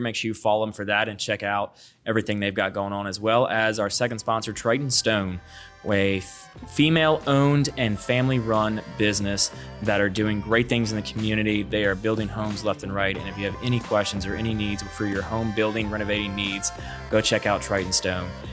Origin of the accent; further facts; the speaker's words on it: Baton Rouge, Louisiana, United States; I was born and raised here in Baton Rouge and grew up off Lobdell